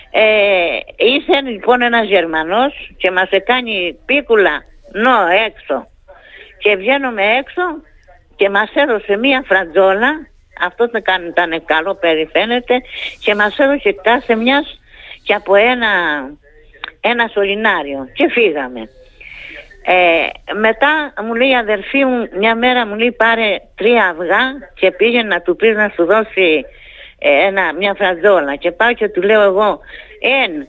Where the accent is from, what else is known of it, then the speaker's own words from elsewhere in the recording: Kastelli, Crete, Greece; moved away; αυτό έφυγα από την Κρήτη και δεν θέλω να ξαναγυρίσω.